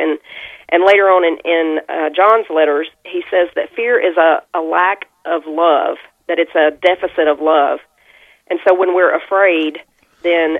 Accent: Southern United States, United States; I live east of Nashville, about 45 miles. And so I'm a Southern girl

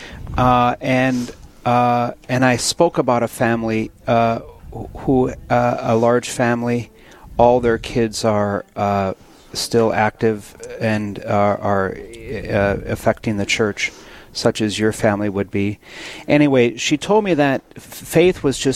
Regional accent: Williston, North Dakota, United States; I was up in Williston for a wedding on Saturday, a week ago Saturday. And that's my hometown

